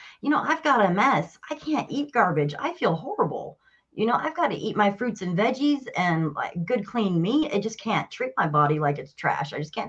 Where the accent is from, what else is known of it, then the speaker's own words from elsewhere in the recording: Wyoming, United States; born there; also born or lived in Chicago / Colorado Springs; So I grew up bouncing all over the States. We moved every 2 years. I was born in Wyoming, but I lived in Chicago. I lived in downtown Colorado Springs